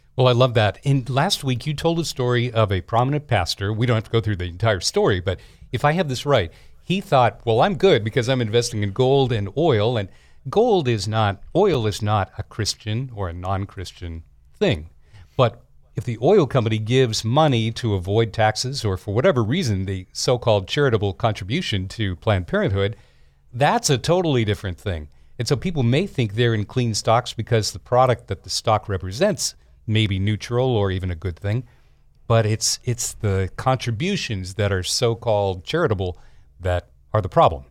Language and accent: English; Denver, Colorado, United States; I grew up in Denver